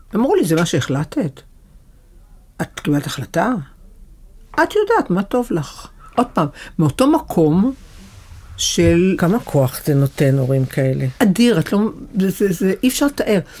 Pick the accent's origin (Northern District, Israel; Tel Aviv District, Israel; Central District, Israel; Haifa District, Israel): Haifa District, Israel; Haifa; גרנו בחיפה, אגב. נולדתי בחיפה